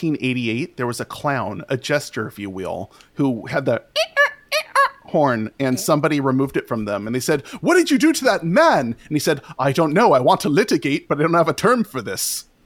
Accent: California, United States; I'm from California. So I've lived all over California. I've lived all the way up, all the way down, and it's all fine.

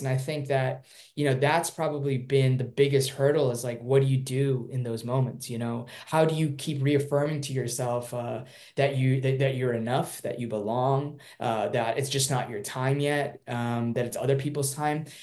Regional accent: Irvine, California, United States; also born or lived in Durban, South Africa; I was born there and I moved to um, Irvine, California when I was four. And uh, my dad got a job opportunity

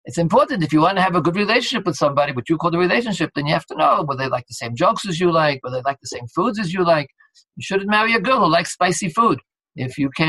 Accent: United States; Being American

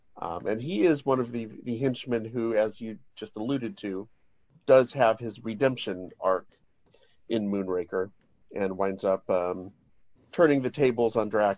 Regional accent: near Fresno, California, United States; growing up near Fresno

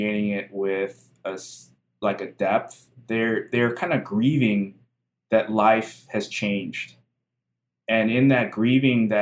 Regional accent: Chicago, Illinois, United States; now in Milwaukee, United States; I grew up in Chicagoland

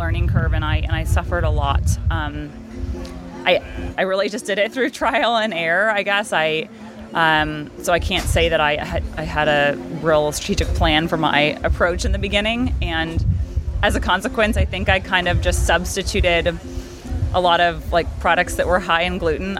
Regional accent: Palos Verdes, California, United States; We got married by the ocean in my hometown in Palos Verdes

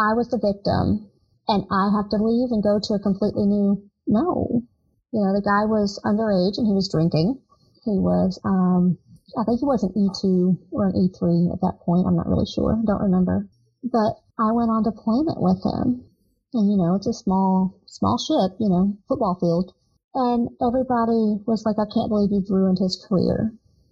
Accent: Southern, United States; accent: crazy Southern; moved away as an adult; I'm from a small town. Of course, my accent was crazy Southern.

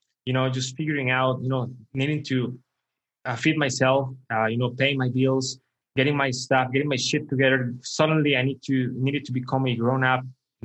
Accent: Costa Rica; Costa Rica. Yeah. Okay. Costa Rica. Yeah. So I was like always middle class. My mother always worked very hard for us.

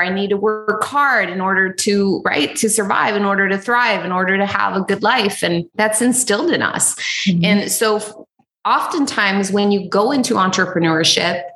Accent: Los Angeles, California, United States; also born or lived in Huntington Beach, California; I grew up in East Los Angeles for the majority of my life.

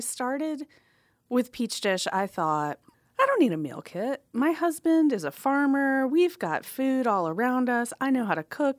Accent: Atlanta, Georgia, United States; I grew up in Atlanta

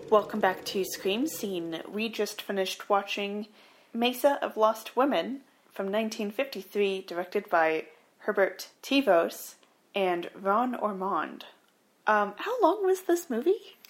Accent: Canada; we're Canadian

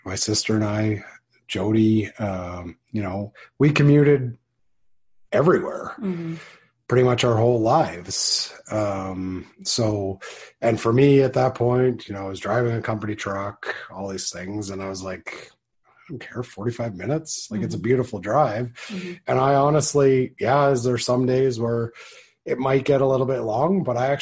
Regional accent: Saskatchewan, Canada; moved away; also born or lived in Langdon, Alberta; Growing up in Saskatchewan, we both did.

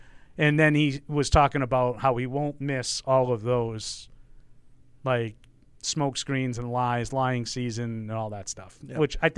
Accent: Boston, Massachusetts, United States; I grew up in Boston.

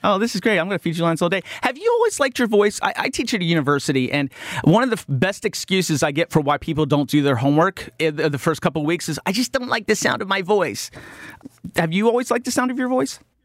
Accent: West Virginia, United States; moved away; growing up in West Virginia

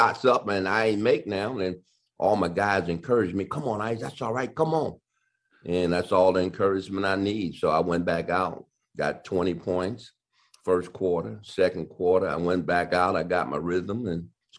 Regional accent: Detroit, Michigan, United States; Detroit, you know, which is my hometown, the Cobo, which I played my high school championship games

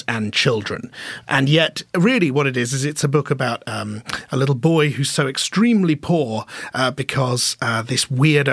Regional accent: United Kingdom; all the things that I grew up around me in Britain in the 1980s

